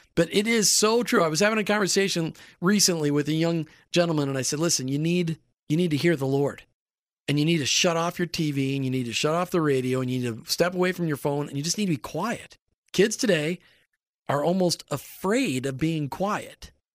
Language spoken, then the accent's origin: English; Minnesota, United States; I grew up in Minnesota